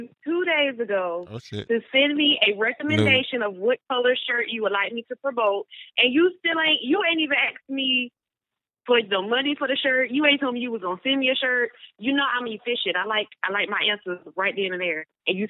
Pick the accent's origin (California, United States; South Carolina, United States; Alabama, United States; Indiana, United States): South Carolina, United States; Greenville; I'm from Greenville, South Carolina.